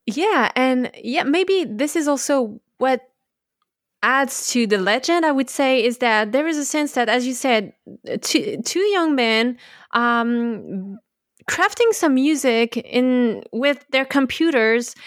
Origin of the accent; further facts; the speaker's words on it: France; I was born in France in the early eighties